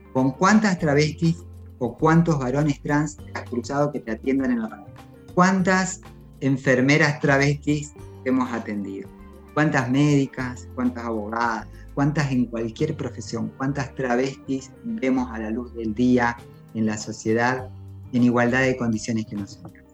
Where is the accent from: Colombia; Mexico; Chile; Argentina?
Argentina; Maipú, Mendoza; soy mendocina, vivo en el departamento de Maipú, aquí nací, aquí crecí